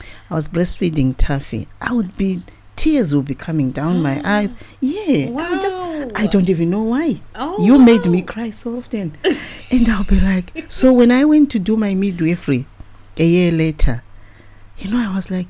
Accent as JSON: {"language": "English", "region": "Bulawayo", "country": "Zimbabwe", "tie": "born or raised there", "also_born_or_lived": "Harare, Zimbabwe", "said": "I was born and bred in Bulwe, Zimbabwe"}